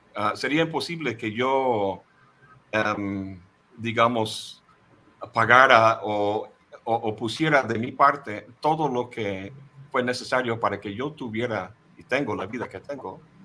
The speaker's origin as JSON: {"language": "Spanish", "country": "United States", "tie": "born or raised there", "also_born_or_lived": "Boston", "first_language": "English", "second_language": "Spanish", "moved": "as an adult", "lives_now": "Xalapa, Mexico", "said": "yo nací en el imperio, ah, mi lengua materna es el inglés"}